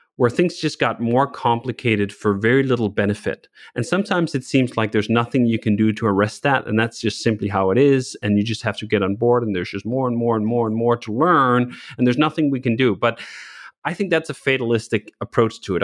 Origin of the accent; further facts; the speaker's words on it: Copenhagen, Capital Region of Denmark, Denmark; moved away as an adult; now in United States; I grew up in Copenhagen, a city of bikes